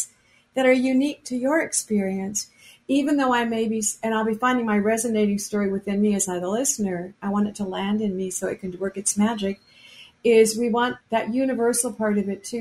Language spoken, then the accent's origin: English; Anchorage, Alaska, United States; moved away; also born or lived in Seattle; When I was a little girl growing up in Anchorage